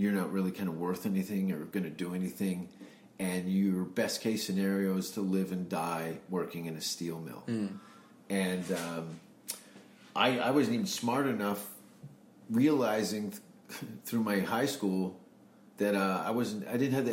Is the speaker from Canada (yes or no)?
yes; Hamilton, Ontario, Canada; moved away as an adult; also born or lived in Vancouver; I was born in Hamilton, Ontario, which is about 40 minutes from Toronto, near Niagara Falls, 1971. And then I moved in 93 to Vancouver